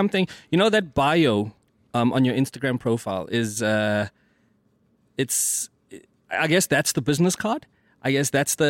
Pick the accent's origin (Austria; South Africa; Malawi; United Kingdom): South Africa; Mthatha, Eastern Cape; I've always been able to draw, and I'm from the Eastern Cape, Mthatha, right?